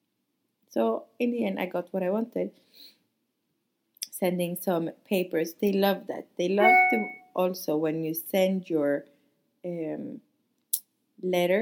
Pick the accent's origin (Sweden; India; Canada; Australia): Sweden; moved away as an adult; also born or lived in Monaco; now in France; I'm from Sweden